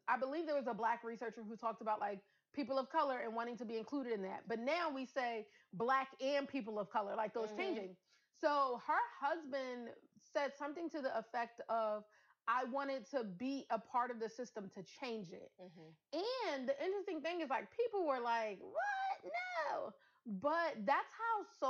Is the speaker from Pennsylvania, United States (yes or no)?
yes; Philadelphia, Pennsylvania, United States; I grew up in North Philly